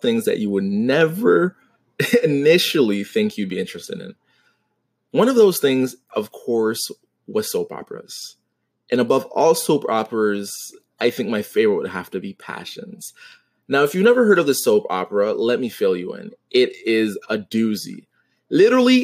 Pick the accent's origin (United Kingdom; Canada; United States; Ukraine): Canada; Toronto, Ontario; I'm from Toronto